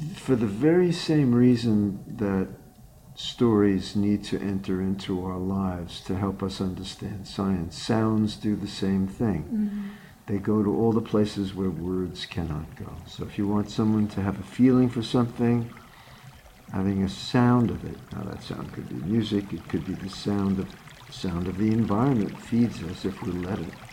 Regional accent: New York City, New York, United States; also born or lived in Odessa, Ukraine (ancestry); now in Hudson River Valley, United States; My family originally came from Odessa, the Ukraine. I was born in the East Coast, born in Manhattan, and have spent the last several years in the Hudson River Valley.

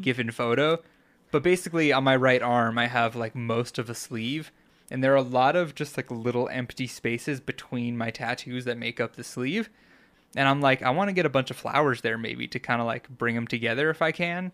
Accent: Long Island, New York, United States; born or raised there; now in Colorado, United States

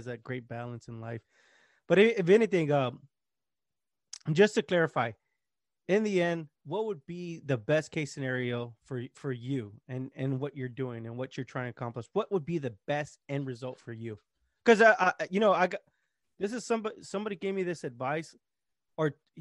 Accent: Texas, United States; I'm from Texas

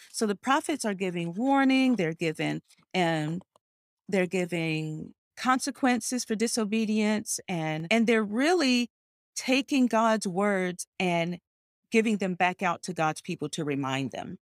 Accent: North Carolina, United States; moved away as an adult; also born or lived in Cayman Islands; now in Washington, D.C., United States; I was born in North Carolina, a small, one traffic light town

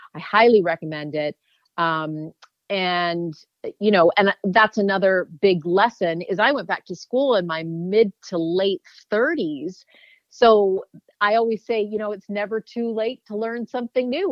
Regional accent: Canada; I grew up in Canada.

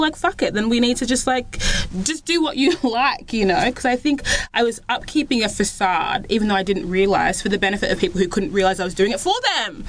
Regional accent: Australia; Flex was born in Australia

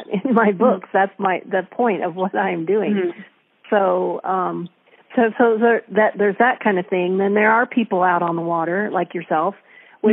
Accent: Ohio, United States; now in Puget Sound, United States; I grew up in Ohio on a farm, and I was far from any ocean

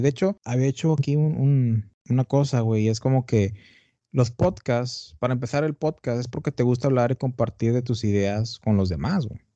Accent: Tamaulipas, Mexico; also born or lived in Brownsville, Texas; Yo soy de Tamaulipas, del norte de México.

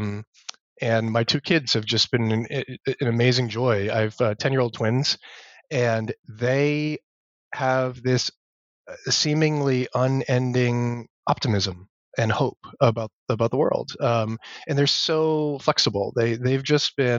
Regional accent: Massachusetts, United States; So I grew up in Massachusetts, in New England, which is where I teach now. So I'm sort of still home

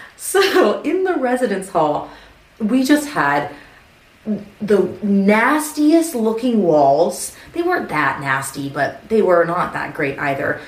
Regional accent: Southern California, United States; moved away; I grew up in Southern California. I grew up maybe 20 minutes from Disneyland.

